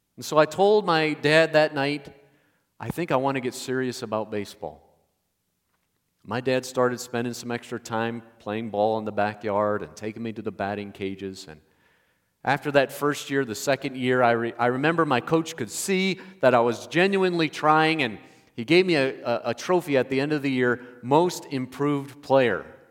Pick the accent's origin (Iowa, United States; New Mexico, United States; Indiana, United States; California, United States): Indiana, United States; I grew up in Indiana